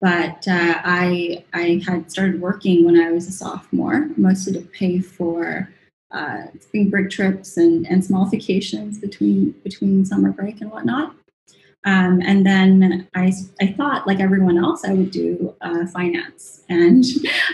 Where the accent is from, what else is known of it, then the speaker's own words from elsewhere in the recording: Sacramento, California, United States; moved away as an adult; also born or lived in Hong Kong; now in Singapore; I was born and raised in Sacramento, California